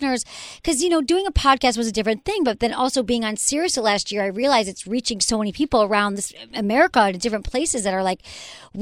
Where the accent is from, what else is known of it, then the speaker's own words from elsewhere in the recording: Michigan, United States; I'm from Michigan